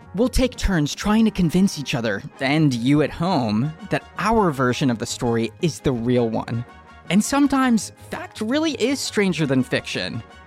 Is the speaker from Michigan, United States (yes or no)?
yes; Detroit, Michigan, United States; As the youngest child of three growing up in Detroit, Michigan in the 1990s